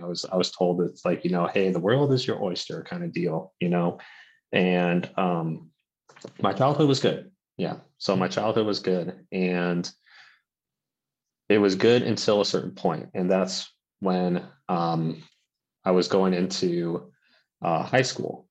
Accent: Santa Barbara, California, United States; now in Sacramento County, United States; I'm originally from Santa Barbara

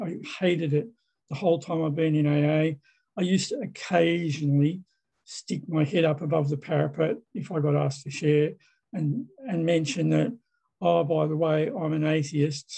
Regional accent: Sydney, New South Wales, Australia; I'm an alcoholic from Sydney, Australia

